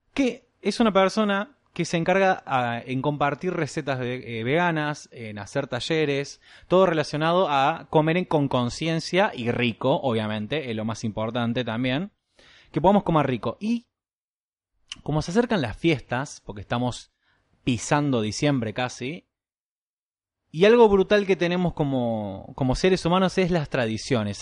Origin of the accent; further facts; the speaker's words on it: Argentina; soy argentino y el gaucho corre por mis venas